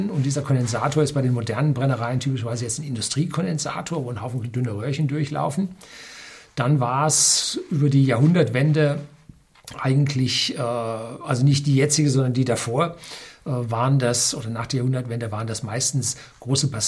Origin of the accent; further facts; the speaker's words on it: North Rhine-Westphalia, Germany; ich bin im Ruhrgebiet aufgewachsen, da war der Himmel schwefelgelb